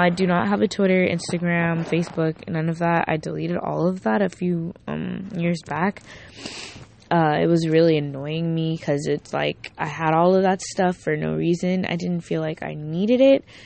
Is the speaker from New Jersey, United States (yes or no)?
no; Miami, Florida, United States; I'm from Miami